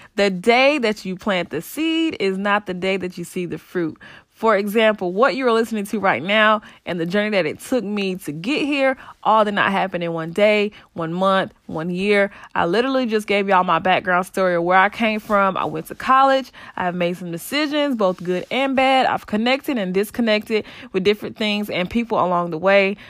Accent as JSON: {"language": "English", "town": "Saint Pauls", "region": "North Carolina", "country": "United States", "tie": "born or raised there", "said": "I'm born and raised in North Carolina in a small town called Saint Paul's."}